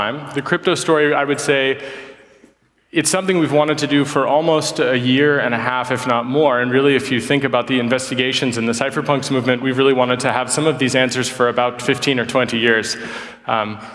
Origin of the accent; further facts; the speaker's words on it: United States; moved away; I am an American by birth and a post-nationalist, I suppose, by an accident of history.